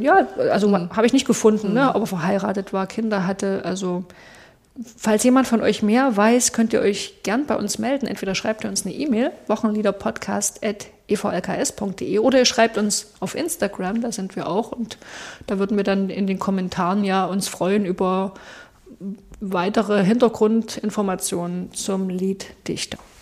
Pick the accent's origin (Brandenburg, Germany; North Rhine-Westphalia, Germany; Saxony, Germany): Saxony, Germany; bei uns in Sachsen